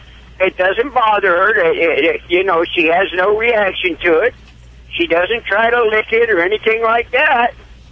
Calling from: Windsor, New York, United States; I'm over here in Windsor, New York.

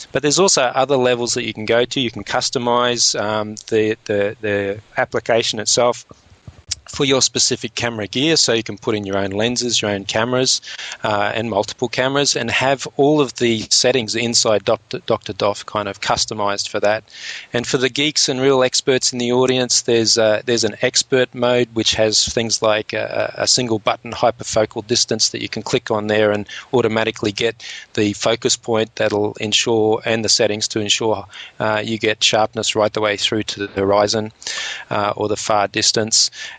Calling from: Australia; And just remember, because I'm speaking from Australia, I'm actually speaking upside down at the moment.

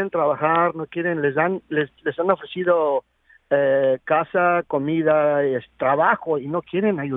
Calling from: Corona, California, United States; estoy en la ciudad de Corona, pero no vivo en Corona, vivo en la ciudad de Victorville.

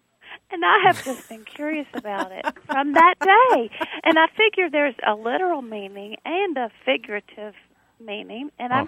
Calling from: Blacksburg, Virginia, United States; I'm calling you from Blacksburg, Virginia.

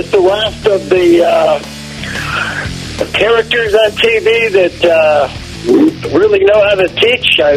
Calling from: Oakland, California, United States; I'm calling you from Oakland, home of the former home of the Warriors.

